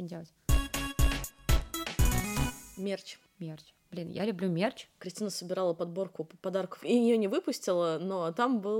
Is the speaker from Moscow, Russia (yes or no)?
yes; Moscow, Russia; я из Москвы